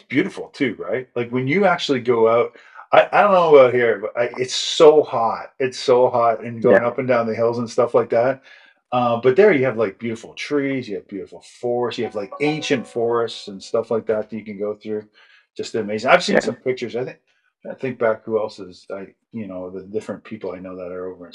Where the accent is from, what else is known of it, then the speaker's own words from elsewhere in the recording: Canada; now in United States; I'm Canadian, but I live in the US